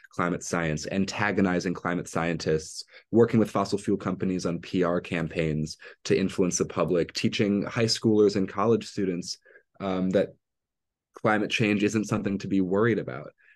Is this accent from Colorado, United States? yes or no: no; Evanston, Illinois, United States; moved away as an adult; now in Providence, United States; I'm originally from Evanston, Illinois